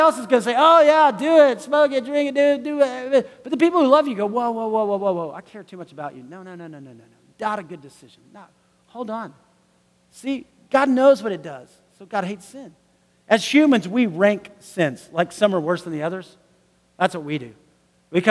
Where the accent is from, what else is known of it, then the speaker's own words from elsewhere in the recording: United States; I am from the United States